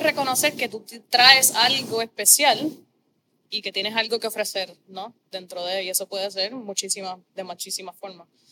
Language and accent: Spanish; Corozal, Puerto Rico; yo vengo de Corozal, mis papás son ambos maestros